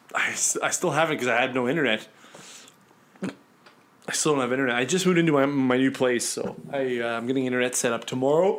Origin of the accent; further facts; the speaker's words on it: Winnipeg, Manitoba, Canada; moved away; I'm from Winnipeg